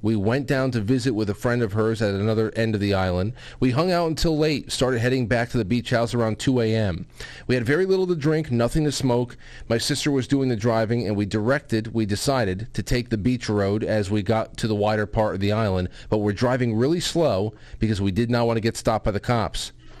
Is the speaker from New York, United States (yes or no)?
yes; Brooklyn, New York, United States; born there; also born or lived in Manhattan; Side note, I was born in Brooklyn on Humboldt Street and spent most of my adult life in Manhattan.